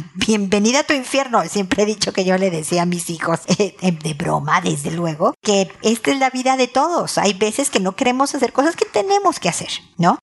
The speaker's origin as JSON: {"language": "Spanish", "country": "Mexico", "moved": "as an adult", "lives_now": "Santiago, Chile", "said": "yo que estoy viviendo en Santiago, soy mexicana"}